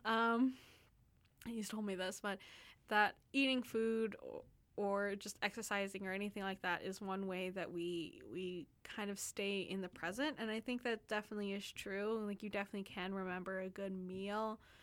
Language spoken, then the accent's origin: English; Texas, United States; now in Vancouver, Canada; I'm from Texas, and we don't have those those kind of, like, huge mountains